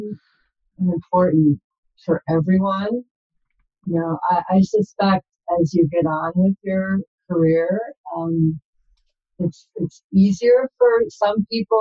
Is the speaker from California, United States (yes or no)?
no; Milwaukee, Wisconsin, United States; now in San Jose, United States; I grew up in Wisconsin in the Milwaukee area